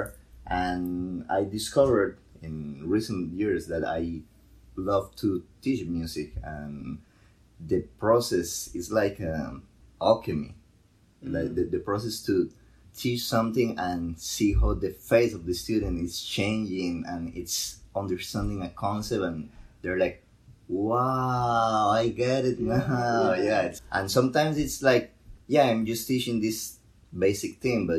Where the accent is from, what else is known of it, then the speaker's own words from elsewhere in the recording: Costa Rica; moved away as an adult; also born or lived in Puerto Rico / Mexico; I grew up in Costa Rica listening to mariachi music